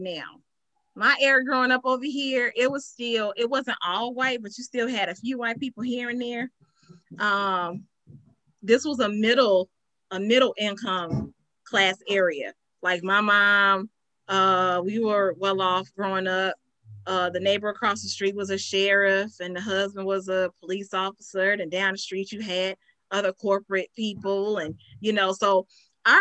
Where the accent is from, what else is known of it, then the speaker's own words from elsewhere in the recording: Chicago, Illinois, United States; I grew up on the southeast side of Chicago